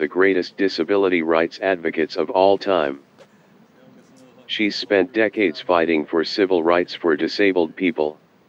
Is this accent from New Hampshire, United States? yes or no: yes; Concord, New Hampshire, United States; my hometown of Concord